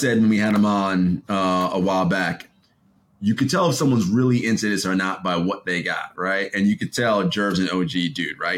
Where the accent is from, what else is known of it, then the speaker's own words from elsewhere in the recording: New York City, New York, United States; growing up in Brooklyn, you went to the store on like Utica